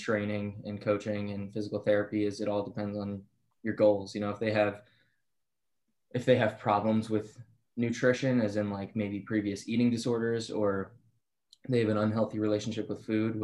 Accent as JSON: {"language": "English", "area": "Bucks County", "region": "Pennsylvania", "country": "United States", "said": "Bucks County, Pennsylvania."}